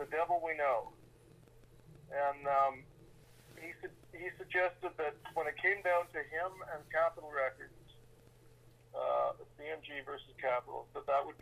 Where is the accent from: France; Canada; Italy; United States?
Canada